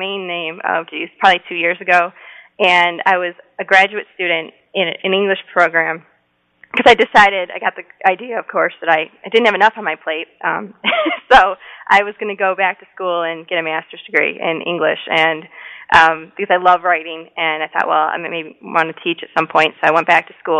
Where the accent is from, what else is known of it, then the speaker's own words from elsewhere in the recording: Detroit, Michigan, United States; moved away as an adult; now in Michigan, United States; I'm from Metro Detroit